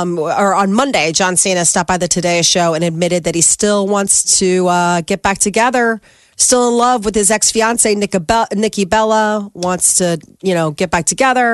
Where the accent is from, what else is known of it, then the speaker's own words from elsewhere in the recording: Ireland; Because what? Because I'm Irish?